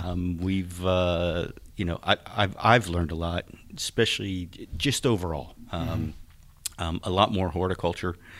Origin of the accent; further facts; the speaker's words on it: Philadelphia, Pennsylvania, United States; now in Texas, United States; I am not a native Texan. Uh, I grew up in Philadelphia